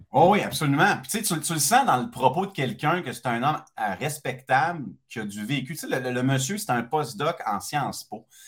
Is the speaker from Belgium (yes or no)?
no; Quebec City, Quebec, Canada; moved away as an adult; also born or lived in Montreal / Longueuil; J'étais un gars de Québec, très fièrement de Québec